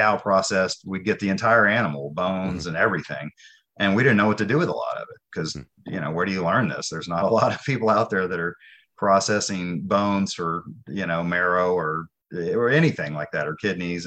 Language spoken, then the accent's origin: English; Nashville, Tennessee, United States; moved away as an adult; I grew up in Nashville in the city suburb